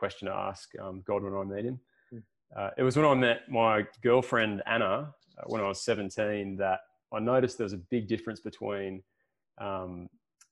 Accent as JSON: {"language": "English", "town": "Wollongong", "region": "New South Wales", "country": "Australia", "tie": "born or raised there", "moved": "as an adult", "lives_now": "Port Macquarie, Australia", "said": "I'm originally from the Illawarra, so around Wollongong way. Spent most of my life there."}